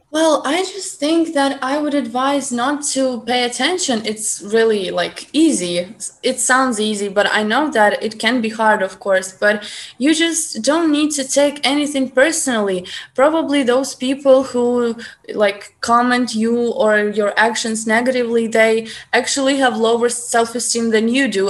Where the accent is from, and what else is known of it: Ukraine; accent: Ukrainian; English is a second language